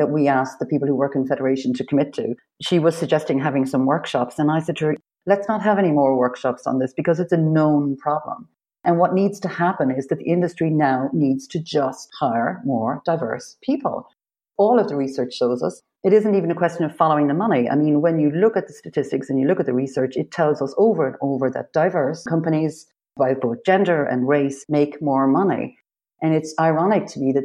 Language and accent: English; Ireland; I'm Irish.